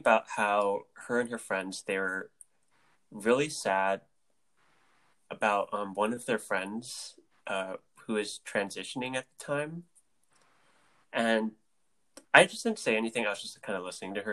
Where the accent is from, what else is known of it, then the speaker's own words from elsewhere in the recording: Philippines; we're both Filipino